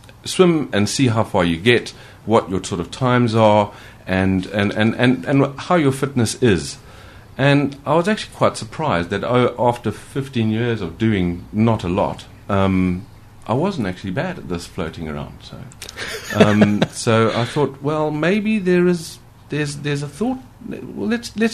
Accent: Zimbabwe; now in United Kingdom; growing up in Africa, I did used to swim for my school

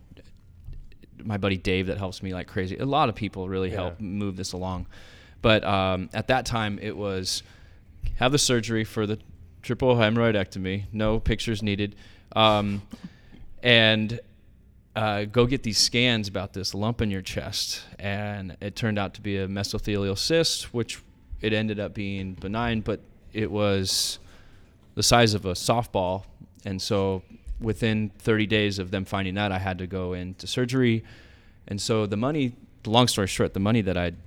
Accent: Oceanside, California, United States; I'm from Oceanside.

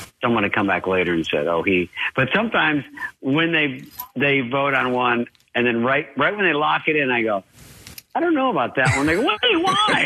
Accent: Arizona, United States; I was a skateboarder from Arizona

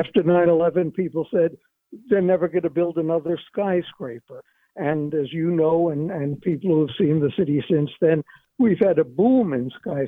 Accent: New York City, New York, United States; You got to move the capital of the United States from Trenton to my hometown in New York City.

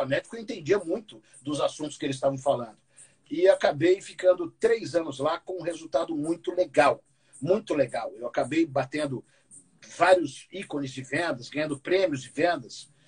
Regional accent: São Paulo, Brazil; Eu fui criado no Campo Limpo, na periferia de São Paulo.

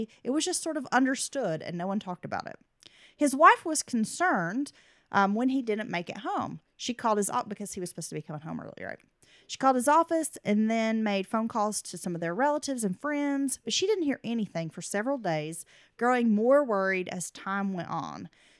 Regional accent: Virginia, United States; I grew up in Virginia and found your podcast looking into the Lolly Wienans and Julie Williams case, which has always fascinated me growing up.

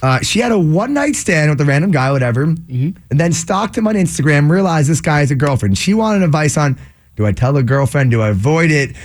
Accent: Framingham, Massachusetts, United States; my hometown of Framingham

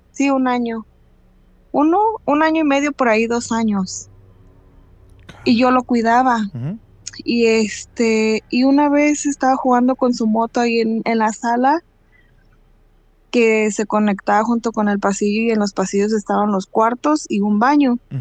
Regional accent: Mexico City, Mexico; now in California, United States; soy de la Ciudad de México, pero vivo acá para California

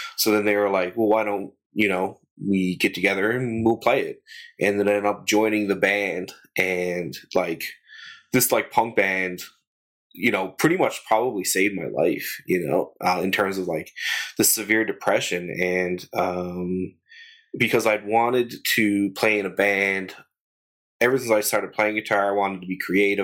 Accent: St. John's, Newfoundland and Labrador, Canada; also born or lived in Mount Pearl, Canada; I'm from born and raised in St. John's, and, and I live in, in St. John's, Mount Pearl now

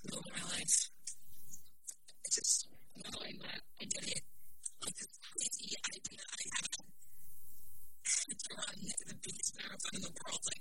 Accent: New York City, New York, United States

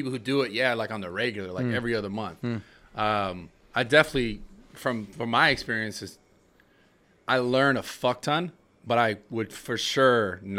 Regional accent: San Francisco, California, United States; San Francisco. That's the first time I ever took mushrooms at Golden, really? At Golden Gate Park, actually.

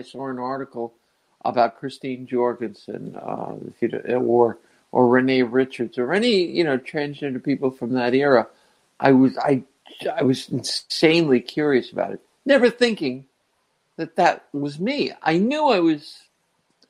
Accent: Fairview, New Jersey, United States; also born or lived in Englewood, New Jersey; I was born in Jersey, in North Jersey, in Englewood, and I was raised in Fairview, New Jersey.

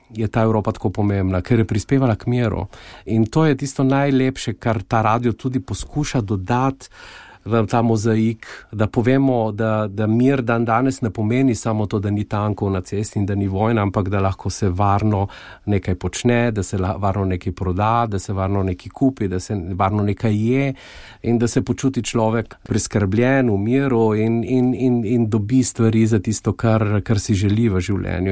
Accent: Goriška Brda, Slovenia; moved away as an adult; now in Luxembourg; Jaz sem doma iz Goriških brd, blizu Soče

